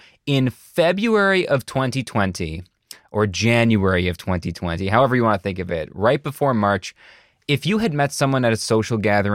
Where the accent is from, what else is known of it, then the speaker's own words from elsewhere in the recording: United States; being American